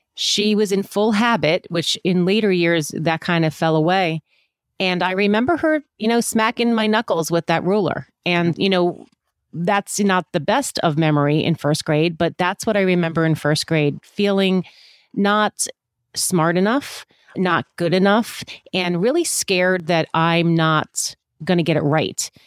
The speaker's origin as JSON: {"language": "English", "region": "Virginia", "country": "United States", "tie": "born or raised there", "also_born_or_lived": "Washington, D.C.", "said": "I was born in Washington, D C, but we lived in Virginia."}